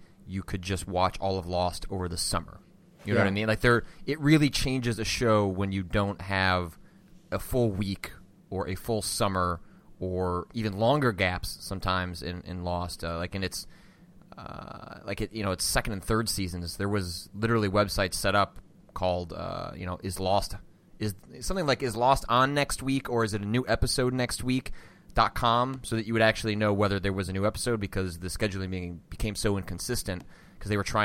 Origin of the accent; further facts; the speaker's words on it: northwest suburbs of Chicago, Illinois, United States; I'm from the northwest suburbs of Chicago